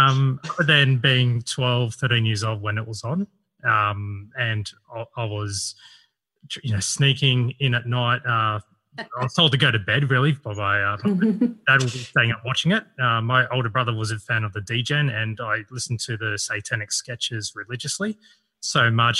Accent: Sydney, New South Wales, Australia; I'm from Sydney

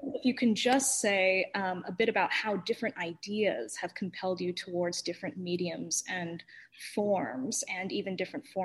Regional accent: London, United Kingdom; I spent some time growing up in London

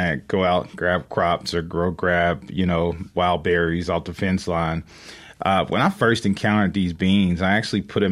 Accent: Edwards, Mississippi, United States; also born or lived in Jackson, Mississippi; I'm from Edwards

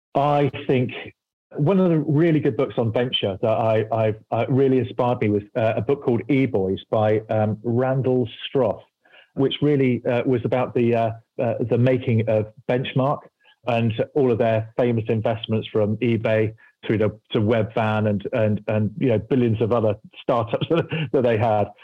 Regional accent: United Kingdom; I'm British

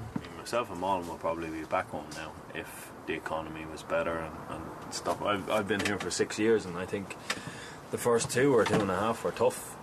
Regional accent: Waterford, Munster, Ireland; moved away as an adult; now in Sweden; I'm from Waterford

